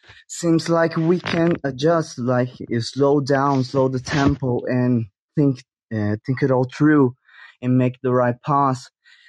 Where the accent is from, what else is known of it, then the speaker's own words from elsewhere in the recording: Brazil; I'm from Brazil